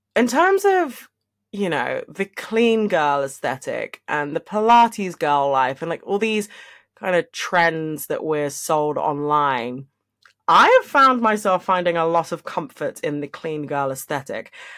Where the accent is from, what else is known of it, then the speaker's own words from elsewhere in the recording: London, United Kingdom; I am from London